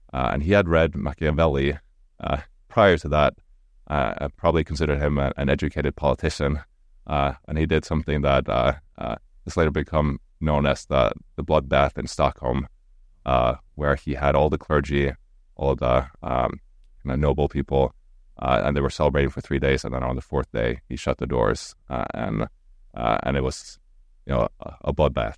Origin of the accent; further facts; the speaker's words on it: Stavanger, Rogaland, Norway; English is a second language; moved away as an adult; now in St. Louis, United States; my hometown, uh, in Stavanger